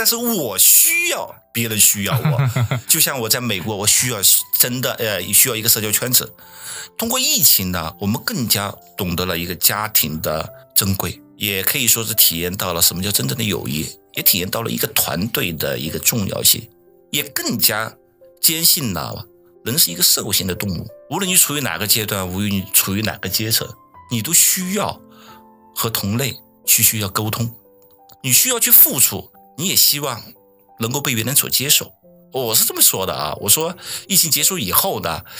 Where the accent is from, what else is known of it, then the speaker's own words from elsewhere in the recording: Guangzhou, Guangdong, China; moved away; 毕竟我们来自于制造大省广东嘛，广州嘛